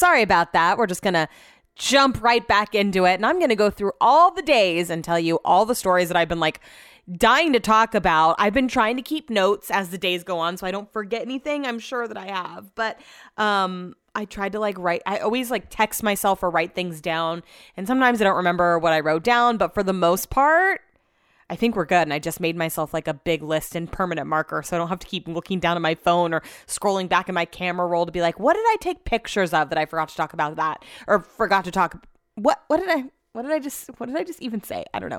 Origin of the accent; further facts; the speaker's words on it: Utah, United States; I'm from Utah.